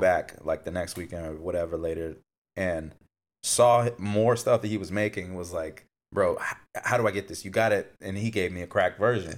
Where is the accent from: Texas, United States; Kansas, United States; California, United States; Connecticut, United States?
California, United States; Fontana; moved away; I grew up in Fontana